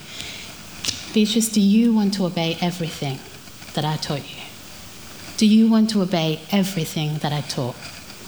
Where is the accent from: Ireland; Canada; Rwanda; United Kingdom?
Rwanda; moved away; I'm from Rwanda